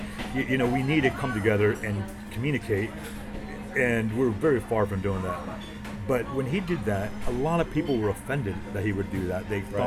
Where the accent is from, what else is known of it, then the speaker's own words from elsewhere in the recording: Miami, Florida, United States; we're from Miami